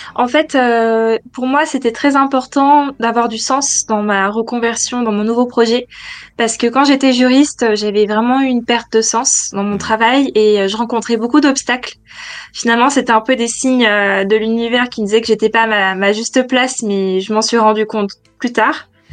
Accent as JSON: {"language": "French", "country": "France", "also_born_or_lived": "Paris, France", "moved": "as an adult", "lives_now": "London, United Kingdom", "said": "je suis française"}